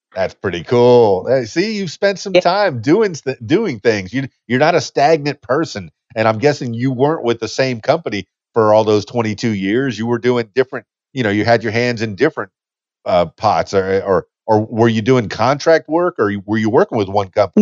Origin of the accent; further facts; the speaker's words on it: Miami, Florida, United States; now in Conway, United States; I'm from Miami, Florida, so I, I know the southeast uh, pretty well. I was born and raised there. Uh, the Keys, Keys, Dan, Florida Keys is where I'm from